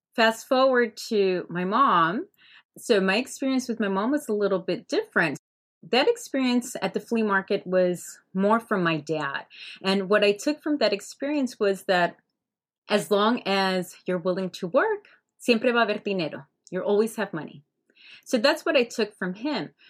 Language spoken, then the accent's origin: English; Hialeah, Florida, United States; I grew up in Hialeah, Florida